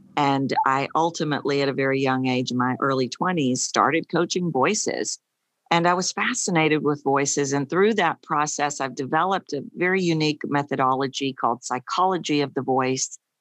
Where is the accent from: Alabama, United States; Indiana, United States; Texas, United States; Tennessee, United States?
Texas, United States; accent: Texan; I'm obviously from Texas, And I was curious, why do I sound like a Texan